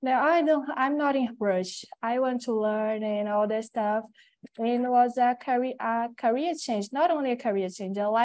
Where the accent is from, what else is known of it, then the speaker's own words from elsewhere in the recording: Natal, Rio Grande do Norte, Brazil; English is a second language; now in São Paulo, Brazil; I'm from Natal. It's a different city here, northeast.